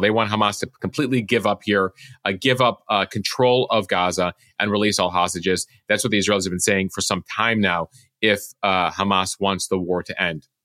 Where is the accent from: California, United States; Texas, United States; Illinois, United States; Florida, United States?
Illinois, United States; North Shore; I'm from the North Shore, familiar with Winnetka, um, growing up there